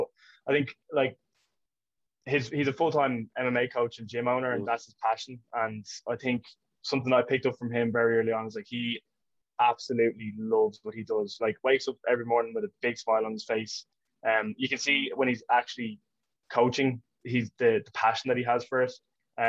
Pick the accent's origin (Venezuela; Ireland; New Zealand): Ireland; Portmarnock, Leinster; grew up in Portmarnock, in North County Dublin.